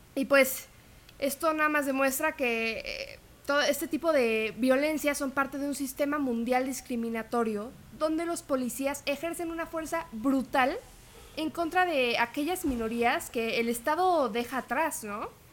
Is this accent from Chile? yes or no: no; Mexico; nuestra identidad como mexicanos